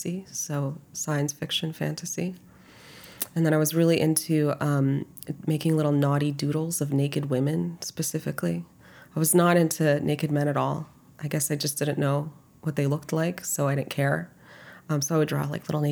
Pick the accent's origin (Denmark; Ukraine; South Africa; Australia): Ukraine; Kyiv; moved away; also born or lived in New York; I was born in Kyiv, Ukraine in 1989